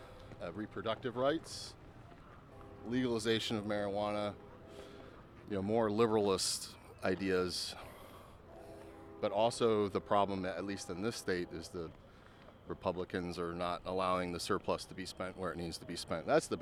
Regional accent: Texas, United States; Yeah, I'm from Texas.

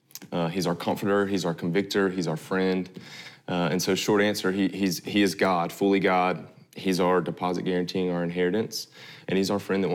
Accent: the South, United States; I grew up in the South, and I grew up in a super reformed traditional church.

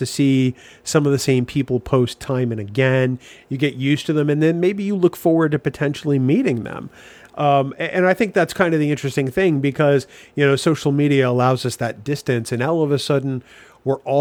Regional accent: New Hampshire, United States; I said, New Hampshire.

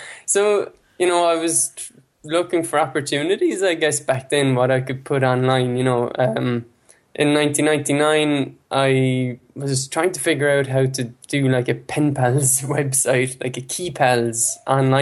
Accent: Ennis, Munster, Ireland; first language Irish; English is a second language; I live in Ennis

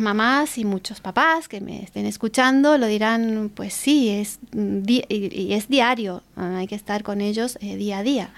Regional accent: Argentina; now in Spain; soy argentina, que no nací aquí

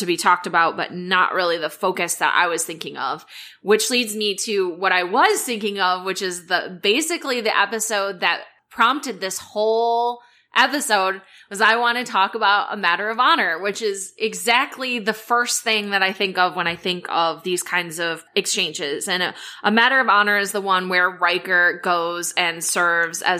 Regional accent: Midwest, United States; I grew up in the Midwest

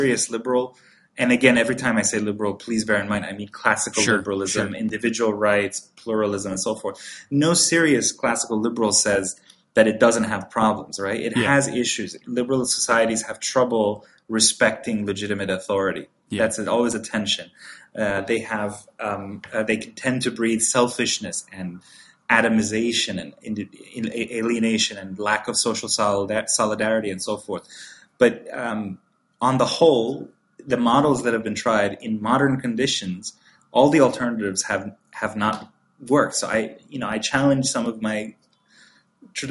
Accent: Iran; now in United States; I was born and raised in Iran

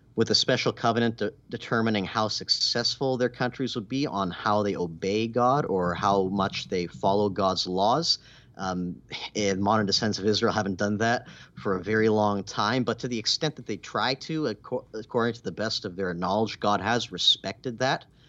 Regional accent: Canada; moved away; where I grew up in Canada

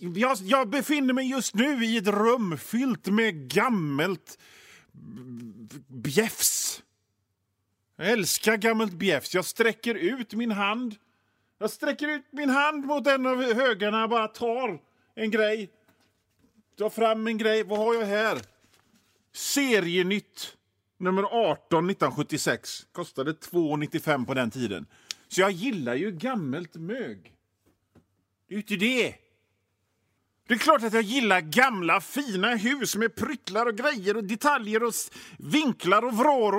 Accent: Gothenburg, Västra Götaland, Sweden; För ni hör ju det på mitt sätt att prata, min dialekt. Jag är från Göteborg, jag bor i Göteborg.

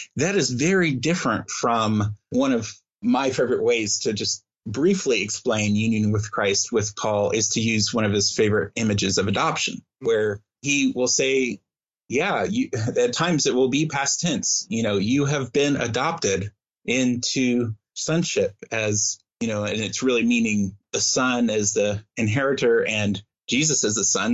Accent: Midwest, United States; growing up in the Midwest

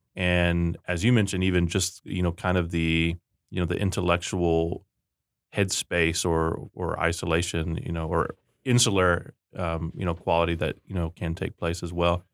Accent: Rio Grande Valley, Texas, United States; I grew up in the Rio Grande Valley in Texas, and we called underwear Chones

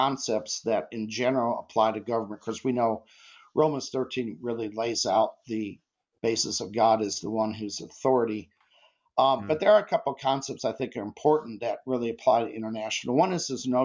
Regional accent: United States; as an American

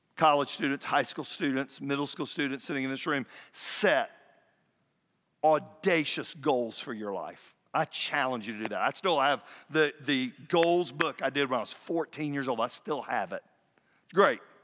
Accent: Fayetteville, Georgia, United States; moved away as an adult; now in Kennesaw, United States; move back to my hometown of Fayetteville

